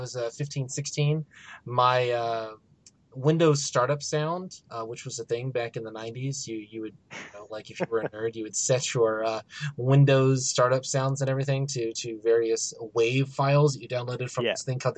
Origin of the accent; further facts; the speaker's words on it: United States; As an American